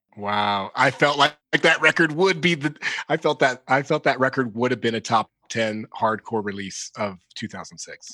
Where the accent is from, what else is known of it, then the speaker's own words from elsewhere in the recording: Dayton, Ohio, United States; we're from Dayton, Ohio.